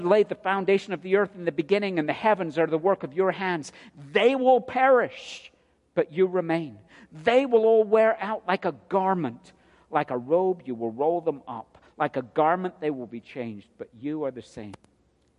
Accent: United Kingdom; now in United States; a Brit

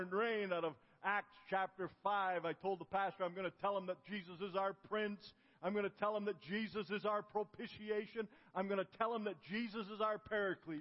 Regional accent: Ontario, Canada; moved away; also born or lived in Galt, Ontario / Kitchener, Ontario / Africa; I grew up in Canada. I lived in Galt, Ontario, and then Kitchener, Ontario. As a little boy, 8, 9 years old

